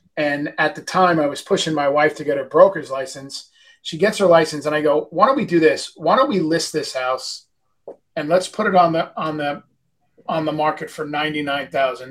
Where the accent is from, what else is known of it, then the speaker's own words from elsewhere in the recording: New York, United States; moved away; I'm from New York.